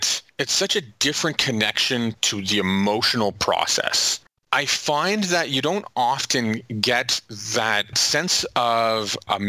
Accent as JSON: {"language": "English", "town": "Ottawa", "region": "Ontario", "country": "Canada", "tie": "born or raised there", "said": "From Ottawa, born and raised, my family hails from Kitigan-Zibi"}